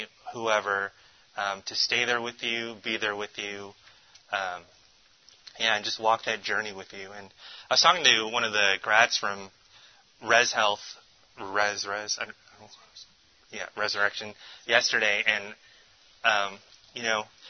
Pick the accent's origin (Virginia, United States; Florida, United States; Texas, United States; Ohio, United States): Virginia, United States; the D.C. area; now in Tulsa, United States; I grew up on the East Coast. I'm originally from Virginia, the D.C. area